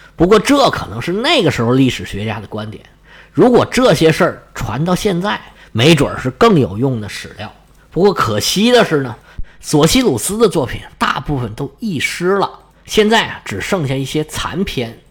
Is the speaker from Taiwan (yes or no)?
no; China; 我们中国人